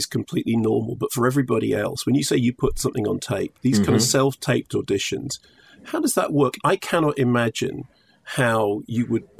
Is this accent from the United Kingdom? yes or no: yes; London, United Kingdom; I'm a Barnet boy